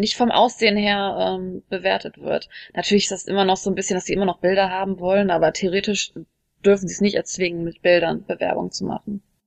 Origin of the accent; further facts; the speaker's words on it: Germany; moved away as an adult; now in South Korea; als Deutsche